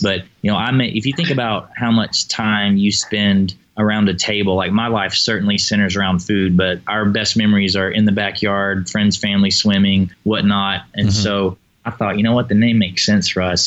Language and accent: English; Tennessee, United States; now in Texas, United States; I was born in Tennessee and grew up on pork